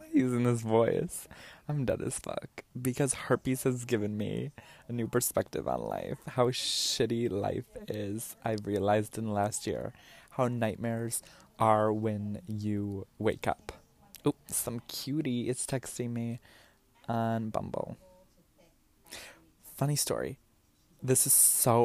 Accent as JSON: {"language": "English", "town": "University Heights", "region": "Ohio", "country": "United States", "tie": "born or raised there", "moved": "yes", "said": "We grew up in University Heights on Saybrook Road, 2487 Saybrook Road"}